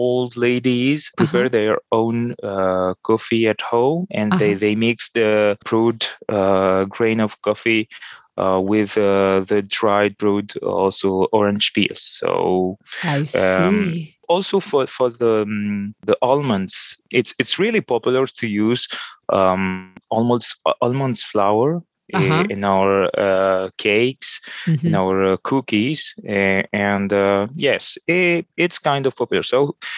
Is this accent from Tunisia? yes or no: yes; Tunis, Tunis Governorate, Tunisia; first language Arabic; English is a second language; now in Paris, France; I was born and I was raised in Tunis